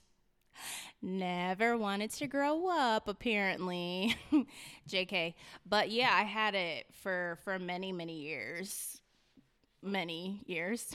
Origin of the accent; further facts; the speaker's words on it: Hartford, Connecticut, United States; also born or lived in Newington; I was raised around Hartford, specifically the North End, 'cause my family, all my family is from there